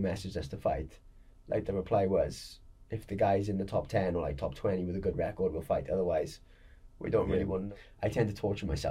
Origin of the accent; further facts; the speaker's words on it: Porthcawl, Wales, United Kingdom; I grew up in Perthcawl